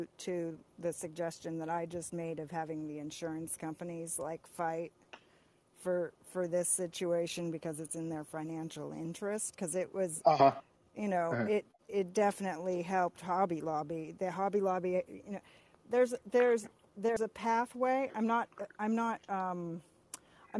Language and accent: English; California, United States; when I was growing up in California